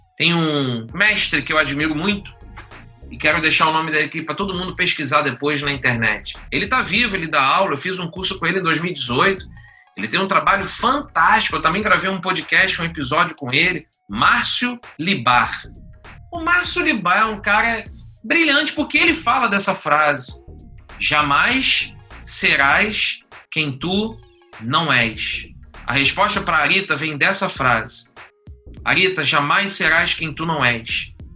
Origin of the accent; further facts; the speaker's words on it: Niterói, Rio de Janeiro, Brazil; accent: carioca; Eu sou de Niterói